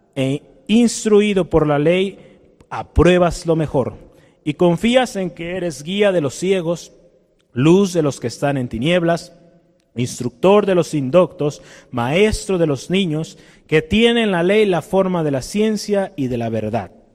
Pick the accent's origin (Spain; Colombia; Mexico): Mexico